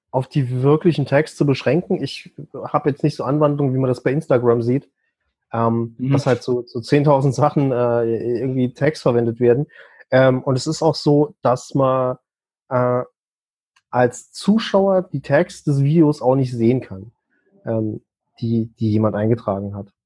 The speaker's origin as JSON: {"language": "German", "region": "Saarland", "country": "Germany", "said": "Ich meine, ich bin Saarländer, da geht halt manchmal einiges unter."}